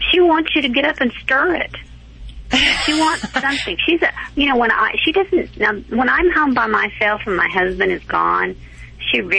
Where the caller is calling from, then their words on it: Oklahoma, United States; Uh, Oklahoma.